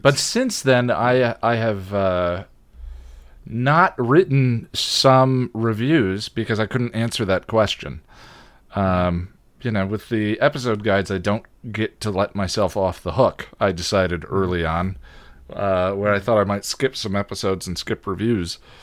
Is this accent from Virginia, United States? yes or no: no; Boulder, Colorado, United States; born or raised there; also born or lived in Illinois